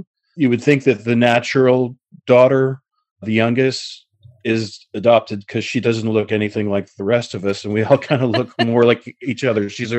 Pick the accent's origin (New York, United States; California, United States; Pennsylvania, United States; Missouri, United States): New York, United States; Queens; born there; I was born in Queens in Booth Memorial Hospital, February 1966.